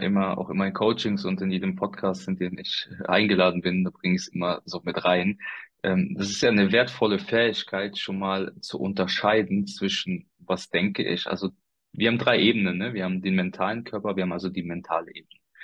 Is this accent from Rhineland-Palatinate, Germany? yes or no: yes; Koblenz, Rhineland-Palatinate, Germany; hier in meiner Region, wo ich herkomme, also aus dem Raum Koblenz